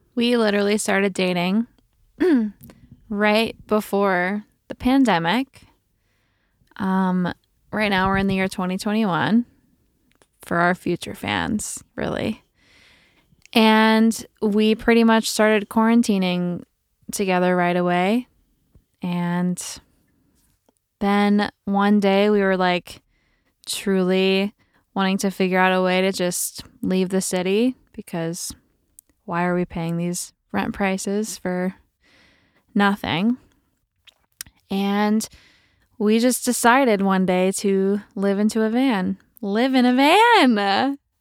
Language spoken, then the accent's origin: English; outside Champaign, Illinois, United States; moved away as an adult; also born or lived in Chicago; I'm from Small town of Champaign, Illinois. Not even Champaign. Way smaller than that outside of Champaign.